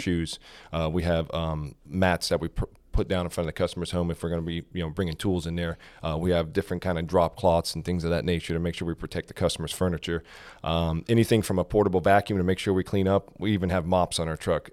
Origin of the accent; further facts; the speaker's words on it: South Florida, United States; moved away as an adult; now in Georgia, United States; I was, uh, born and raised in South Florida